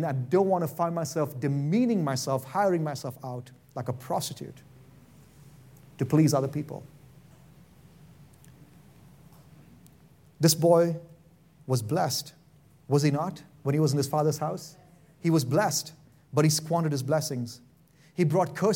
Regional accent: India; now in Boise, United States; I'm from India and I like rice

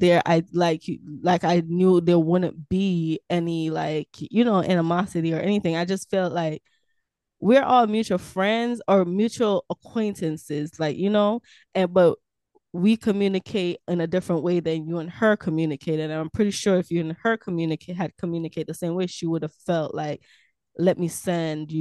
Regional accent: Montego Bay, Saint James, Jamaica; also born or lived in Kingston, Jamaica; now in Florida, United States; Montego Bay technically is my hometown because I was born and raised there for a while

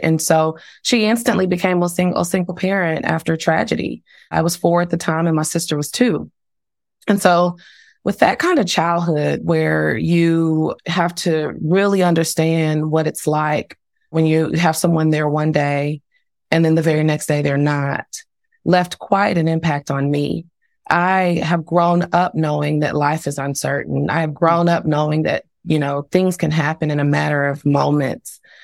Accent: Dallas, Texas, United States; now in Tulsa, United States; I was born and raised ten minutes, you know, north of downtown Dallas

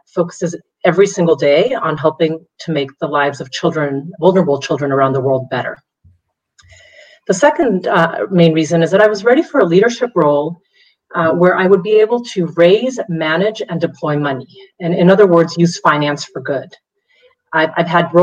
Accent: Mexico City, Mexico; moved away as an adult; now in United States; I was born and raised in Mexico City

